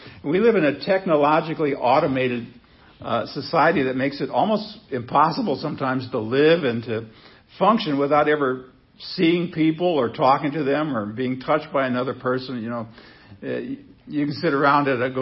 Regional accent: Seward, Nebraska, United States; when I was a kid growing up in Seward, Nebraska

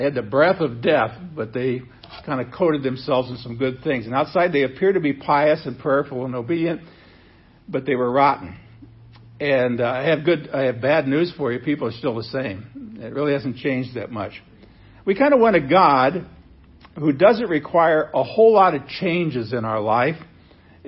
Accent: Nebraska, United States; when I was a kid, a teenager, growing up in Nebraska

